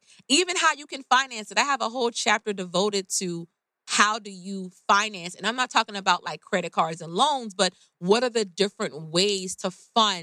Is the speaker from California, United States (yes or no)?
yes; Oakland, California, United States; I'm from Oakland